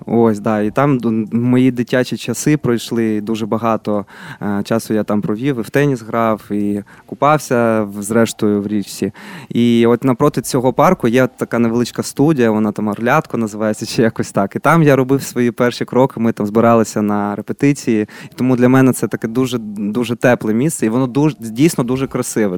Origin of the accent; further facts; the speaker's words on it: Kyiv, Ukraine; я просто виріс, народився в Києві